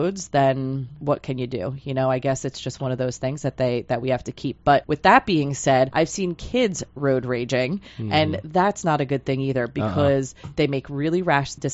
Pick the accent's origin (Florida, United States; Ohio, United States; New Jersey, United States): New Jersey, United States; now in Lehigh Valley, Pennsylvania, United States; I grew up in Jersey